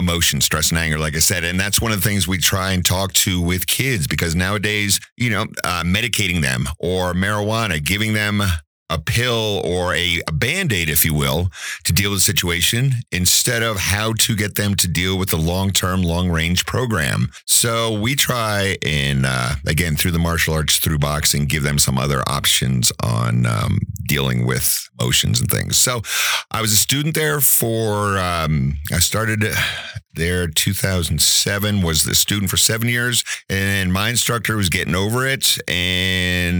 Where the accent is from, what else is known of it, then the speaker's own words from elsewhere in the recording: New Jersey, United States; moved away as an adult; also born or lived in Outer Banks, North Carolina; now in Woodland Park, United States; Pretty much started off, lived in New Jersey for 30 years